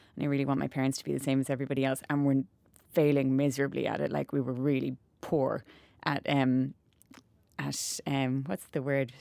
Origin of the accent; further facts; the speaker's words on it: Cobh, Munster, Ireland; we grew up in Cove